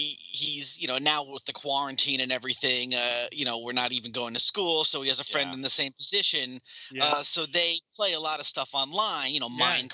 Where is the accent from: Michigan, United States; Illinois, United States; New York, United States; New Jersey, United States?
New Jersey, United States; I'm from New Jersey in the United States.